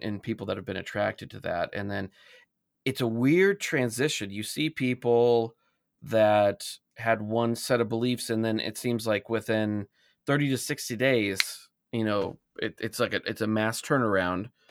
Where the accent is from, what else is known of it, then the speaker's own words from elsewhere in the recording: Alaska, United States; I grew up in Alaska